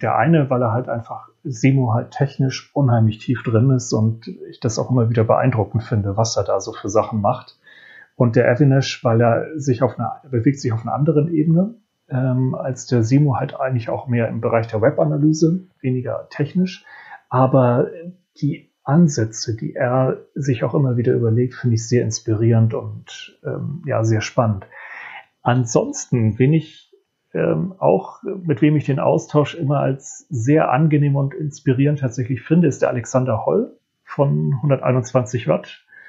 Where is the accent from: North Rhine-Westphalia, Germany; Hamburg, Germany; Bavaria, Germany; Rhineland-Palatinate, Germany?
Hamburg, Germany; für mich als Hamburger